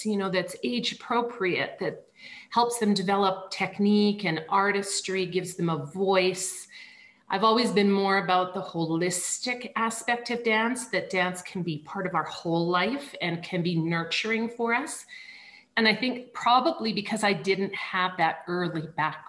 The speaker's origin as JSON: {"language": "English", "town": "Banff", "region": "Alberta", "country": "Canada", "tie": "born or raised there", "moved": "yes", "said": "I'm from Canada and I grew up in a very small ski town called Banff"}